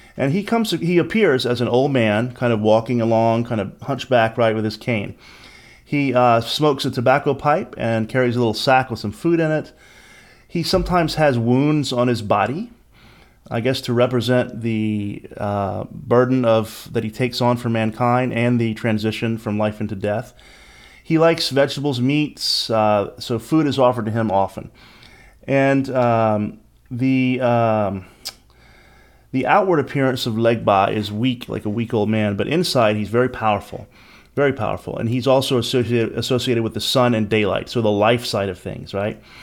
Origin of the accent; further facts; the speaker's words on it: Lafayette, Louisiana and New Orleans, United States; I grew up in Lafayette, Louisiana, and New Orleans, Louisiana, and Louisiana is my home state